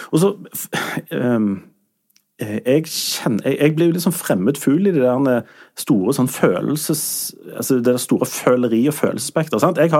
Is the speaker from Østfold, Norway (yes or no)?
no; Sandnes, Rogaland, Norway; Jeg er jo fra Sande